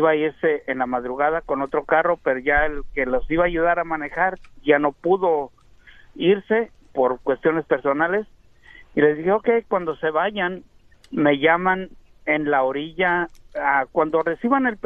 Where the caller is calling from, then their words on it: San Diego, California, United States; San Diego, California.